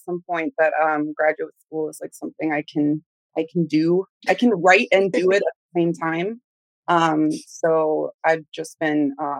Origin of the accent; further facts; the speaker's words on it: Carbondale, Illinois, United States; I'm from the Midwest. I'm from a little town called Carbondale, Illinois. It's like a college town surrounded by just rural rolling hills.